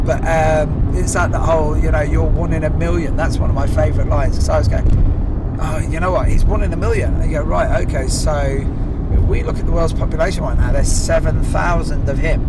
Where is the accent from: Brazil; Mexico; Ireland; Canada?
Ireland; I'm Irish and I'm fucking Catholic